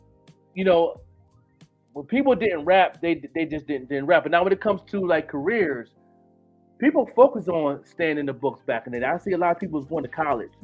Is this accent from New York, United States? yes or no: yes; Buffalo, New York, United States; moved away; I'm just a kid from Buffalo. A ghetto kid that grew up ashy, nappy hair like everybody else